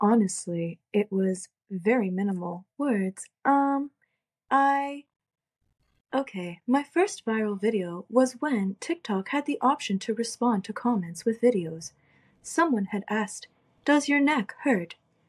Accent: Toronto, Ontario, Canada; I'm from Toronto, Ontario.

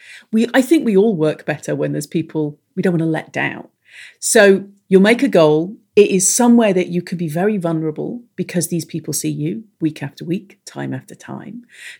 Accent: Ireland; accent: English; I am Irish, nomadic, when it isn't a time of plague. I have an English accent, which is extremely confusing for everyone, most of all for me.

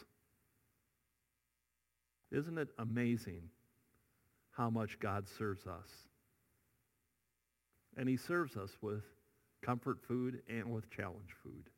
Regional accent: Iowa, United States; moved away; I grew up in Iowa

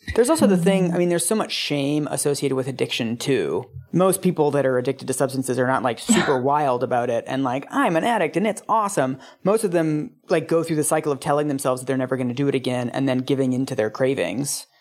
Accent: Seattle, Washington, United States; growing up in Seattle

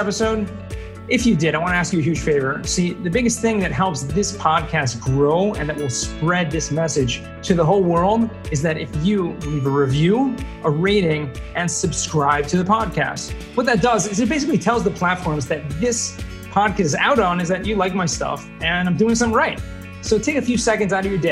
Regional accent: California, United States; I'm from California

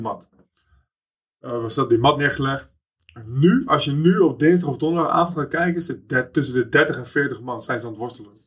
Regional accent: The Hague, South Holland, Netherlands; Ik kom uit Schilswijk, mijn, eh, mijn moeder woonde in Prinshof, in de Schilswijk van Leidschendam.

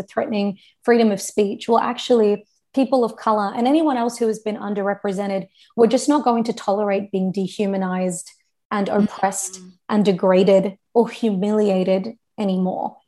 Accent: Australia

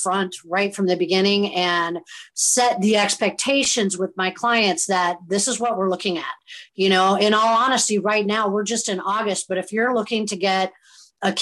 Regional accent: Southern Indiana, United States; also born or lived in Chicago / Philadelphia; now in Southwest Florida, United States; I'm originally from Southern Indiana

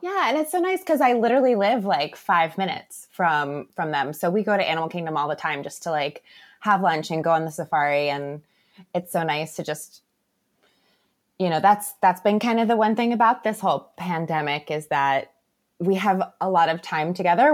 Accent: Tampa Bay area, Florida, United States; I am a lifelong Floridian and I am from the Tampa Bay area

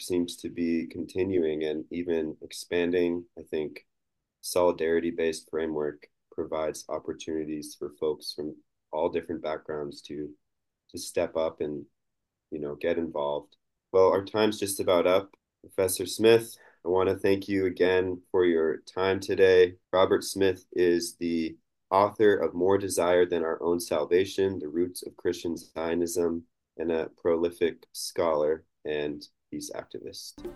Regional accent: Montana, United States; I'm from Montana

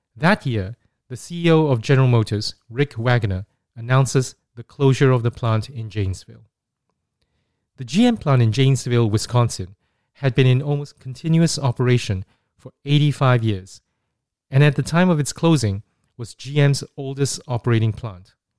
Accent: Singapore; growing up in Singapore in the nineteen eighties

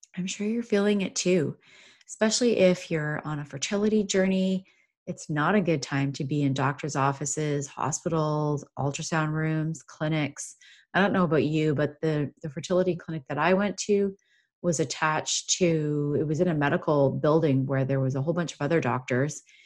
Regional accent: Canada; I'm from Canada

